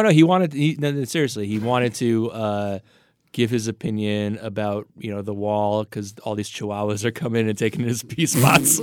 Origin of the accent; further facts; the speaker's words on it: New York City, New York, United States; moved away as an adult; also born or lived in New Jersey; I'm a Staten Islander